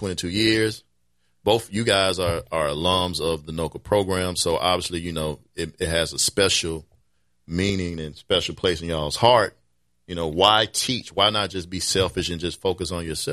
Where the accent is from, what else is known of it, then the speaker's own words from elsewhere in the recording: Memphis, Tennessee, United States; now in New Orleans, United States; I'm not originally from here. I'm from Memphis